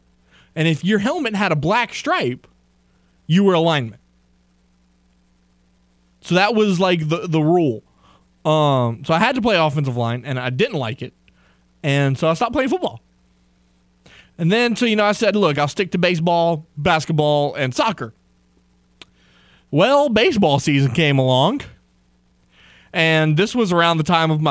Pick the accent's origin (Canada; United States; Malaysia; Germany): United States; Crowley, Louisiana; I grew up in Crowley.